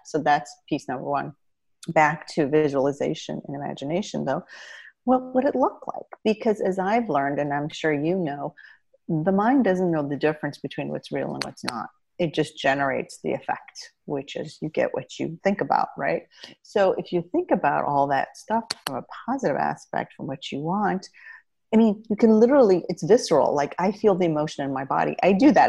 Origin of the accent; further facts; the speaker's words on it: Indiana, United States; also born or lived in Iran; i got to grow up in the midwest in indiana and it was a wonderful upbringing